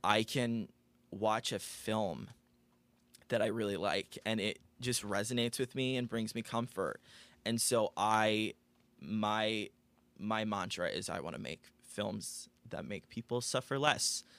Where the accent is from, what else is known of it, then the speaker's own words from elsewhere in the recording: Aurora, United States; moved away as an adult; now in Los Angeles, United States; I am originally from Aurora, born and raised